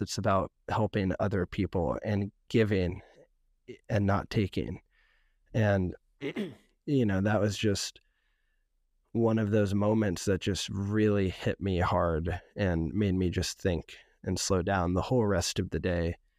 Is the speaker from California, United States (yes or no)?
yes; San Francisco, California, United States; also born or lived in West Oakland; growing up in San Francisco